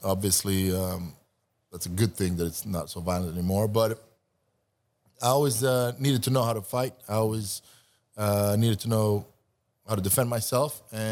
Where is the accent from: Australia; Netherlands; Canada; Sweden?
Sweden; also born or lived in Montenegro / New York; now in California, United States; I'm from Montenegro. Montenegro, but I grew up in Sweden.